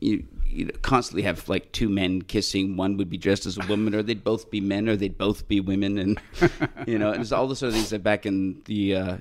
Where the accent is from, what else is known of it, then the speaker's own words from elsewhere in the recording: Toronto, Ontario, Canada; moved away as an adult; now in Los Angeles, United States; I'm a kid from Etobicoke